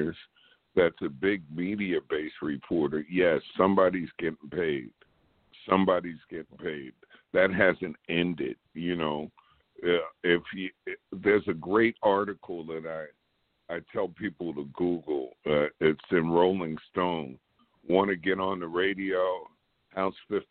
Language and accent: English; New York, United States; I'm from New York